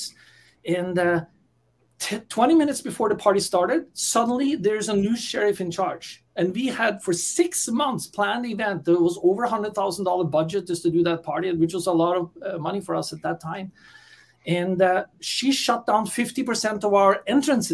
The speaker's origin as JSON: {"language": "English", "country": "Norway", "tie": "born or raised there", "also_born_or_lived": "San Francisco, California, United States", "moved": "as an adult", "said": "born and raised in Norway and migrated to the US and lived there for over 30 years in beautiful San Francisco, California."}